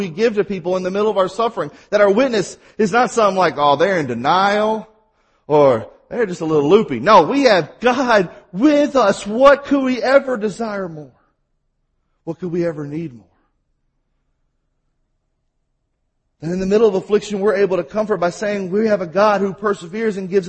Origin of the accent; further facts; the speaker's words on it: Mississippi, United States; accent: Mississippi; I have my Mississippi accent